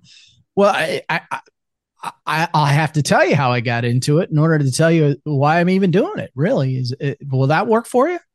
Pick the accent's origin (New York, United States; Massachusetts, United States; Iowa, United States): Iowa, United States; central; moved away as an adult; also born or lived in Arkansas / Texas / South Carolina; now in Spartanburg, United States; I grew up in central Iowa